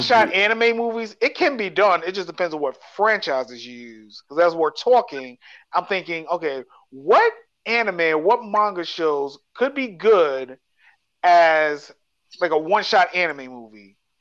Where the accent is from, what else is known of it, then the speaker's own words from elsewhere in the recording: New York City, New York, United States; growing up in New York